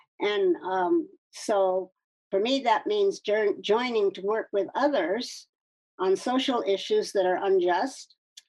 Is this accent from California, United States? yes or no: yes; California, United States; also born or lived in Ningbo, China / Washington State; I was born in Ningpo in East China in 1936. So that makes me 86 years old. Most people think I'm in my 60s or 70s. My father was a medical missionary. And we left China in 1948, and I grew up in California and Washington State.